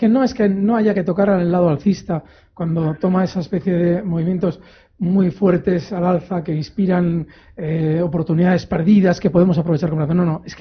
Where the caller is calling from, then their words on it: Logroño, La Rioja, Spain; Buenas tardes … de Logroño.